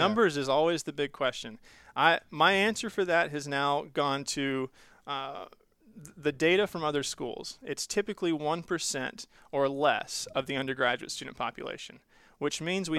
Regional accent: Southeast, United States; I grew up in the Southeast. So we lived in Florida, Georgia, Tennessee, Mississippi, all over the place.

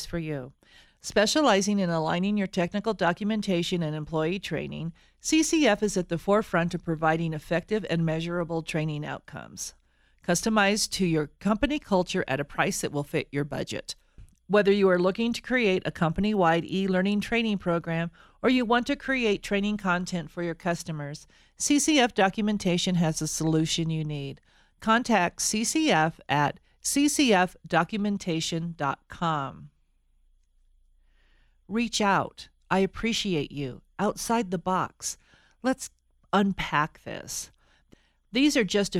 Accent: Colorado, United States; I'm actually a native of Colorado

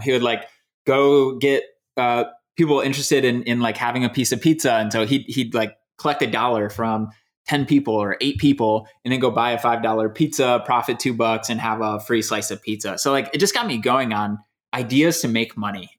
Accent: Michigan, United States; moved away as an adult; also born or lived in Louisiana; now in Indiana, United States; I was born in Louisiana, but I, I was raised in Michigan.

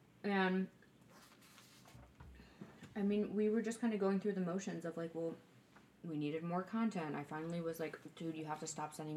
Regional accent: Huntley, Illinois, United States; where I grew up in Huntley

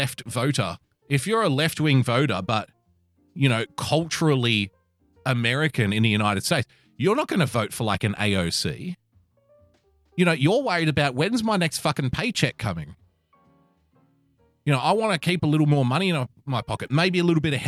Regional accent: Australia; I love being an Aussie

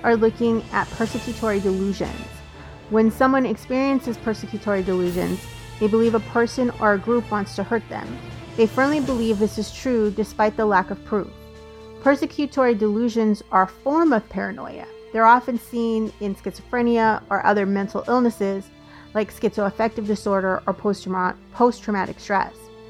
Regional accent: Colorado, United States; moved away; I grew up in Colorado.

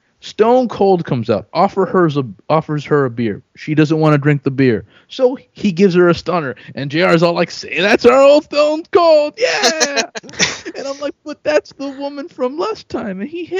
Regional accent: Miami, Florida, United States; I'm from Miami.

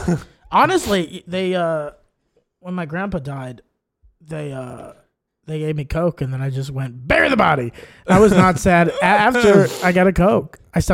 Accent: Texas, United States; born or raised there; moved away

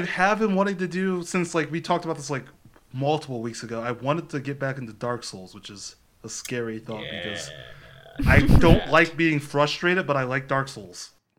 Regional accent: Columbus, Ohio, United States; I grew up in Columbus.

